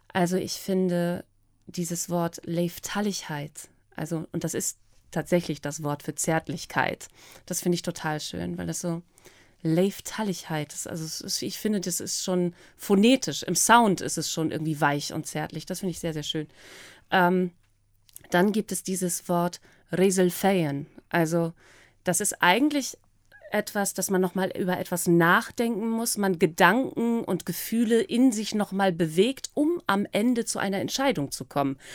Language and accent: German; East Frisia, Lower Saxony, Germany; also born or lived in United States; über meine, über meine Heimat